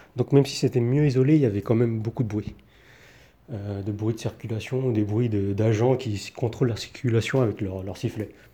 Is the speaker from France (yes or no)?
yes; France; now in Taiwan; en tant que Français